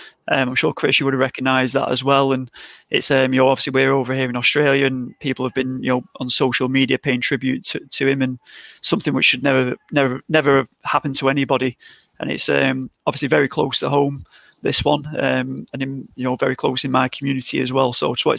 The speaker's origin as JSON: {"language": "English", "town": "Blackpool", "region": "North West England", "country": "United Kingdom", "tie": "born or raised there", "said": "my hometown in Blackpool"}